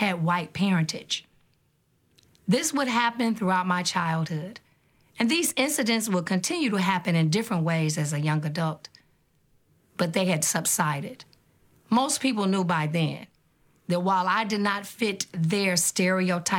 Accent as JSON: {"language": "English", "town": "Detroit", "region": "Michigan", "country": "United States", "tie": "born or raised there", "said": "I grew up in Detroit, Michigan, a beautiful city built by a mighty river"}